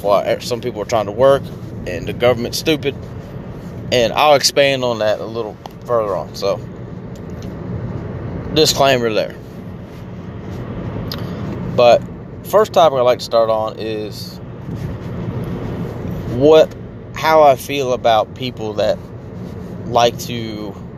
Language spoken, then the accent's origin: English; United States; America, which is where I'm from